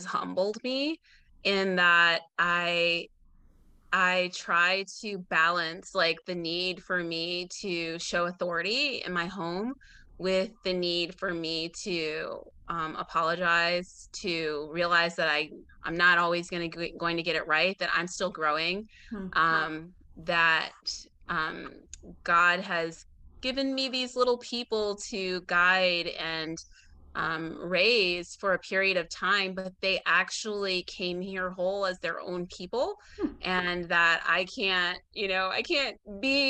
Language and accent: English; Illinois, United States; moved away as an adult; now in Atlanta, United States; I'm from Illinois